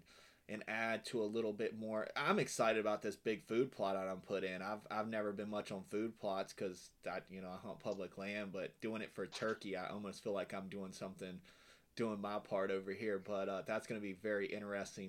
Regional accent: West Virginia, United States; moved away; I'm from Western Virginia originally

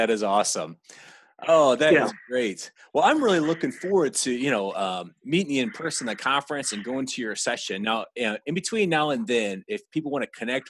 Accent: Texas, United States; I'm from Texas, absolutely.

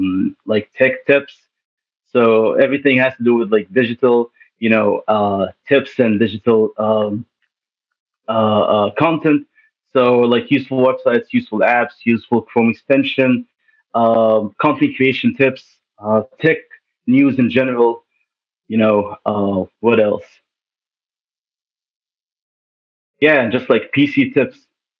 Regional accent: Egypt; also born or lived in Toronto / Saudi Arabia; now in Canada; I was born in Toronto. Then my parents decided to go to Saudi, then to Egypt. My parents are Egyptian. My grandma is half Palestinian, half Lebanese. Then after living in Egypt for 12 years, then I came back for school, came back to Canada

